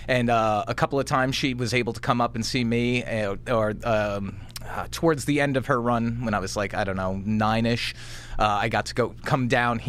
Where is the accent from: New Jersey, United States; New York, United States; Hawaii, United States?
New York, United States; also born or lived in Elmhurst, Queens / Jackson Heights / Nickelville, New York / Shirley, New York; I was born Elmhurst, Queens, so I'm New York through and through